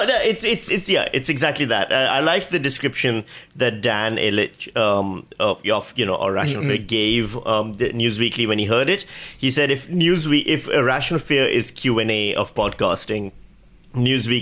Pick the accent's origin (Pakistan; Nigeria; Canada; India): Pakistan; now in Australia; I come from Pakistan where voter ID is standard